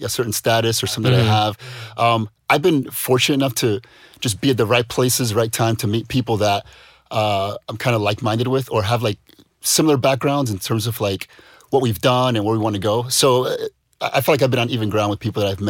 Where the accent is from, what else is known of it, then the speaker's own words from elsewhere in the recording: United States; moved away; as an American